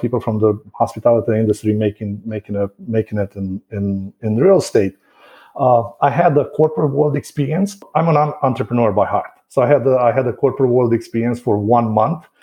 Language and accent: English; Bucharest, Romania; first language Romanian; English is a second language; moved away as an adult; now in Wesley Chapel, United States; I was born and raised in Bucharest, which is the capital.